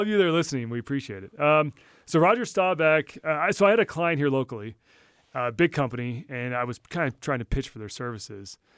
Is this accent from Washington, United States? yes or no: no; Texas, United States; moved away; we grew up all in Texas